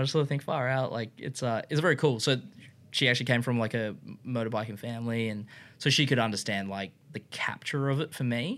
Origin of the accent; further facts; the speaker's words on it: Brisbane, Queensland, Australia; I was from Brisbane.